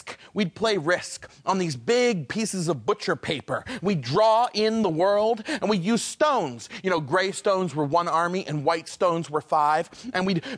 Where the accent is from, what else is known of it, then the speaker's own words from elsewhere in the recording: far northern Maine, United States; I grew up in Maine, far northern Maine.